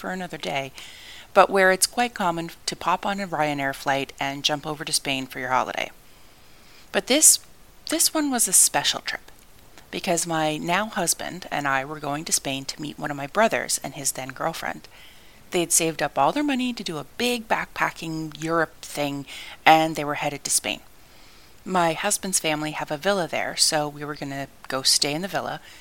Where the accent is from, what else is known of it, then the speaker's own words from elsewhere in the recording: Canada; where I grew up in Canada.